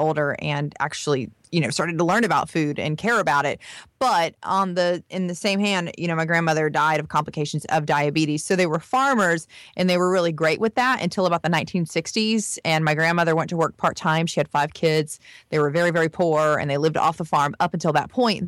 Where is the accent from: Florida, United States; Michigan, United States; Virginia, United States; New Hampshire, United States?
Florida, United States; rural; I am actually from a more rural part of Florida where there's a lot of farmers and it is really, truly the South